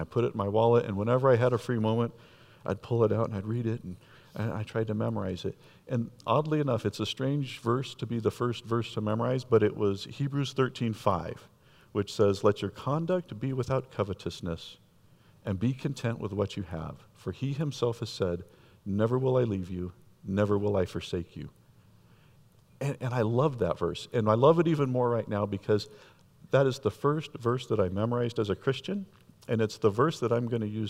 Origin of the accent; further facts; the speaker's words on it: Escondido, California, United States; I grew up in Escondido in a middle-class home